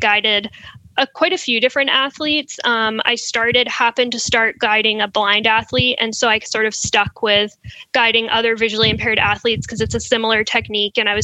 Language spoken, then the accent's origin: English; West Coast, United States; now in New York, United States; I'm from the West Coast